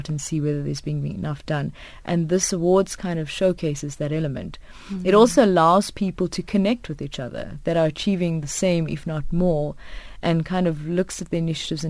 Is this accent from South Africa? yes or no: yes; South Africa; as South African females